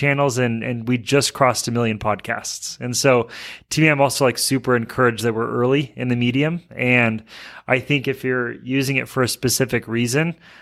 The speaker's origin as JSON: {"language": "English", "region": "Alaska", "country": "United States", "tie": "born or raised there", "moved": "as an adult", "lives_now": "Utah, United States", "said": "I grew up in Alaska."}